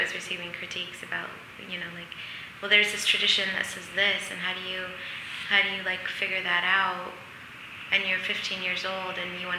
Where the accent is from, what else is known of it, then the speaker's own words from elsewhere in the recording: Flint, Michigan, United States; we had this basement in the house I grew up in Flint, Michigan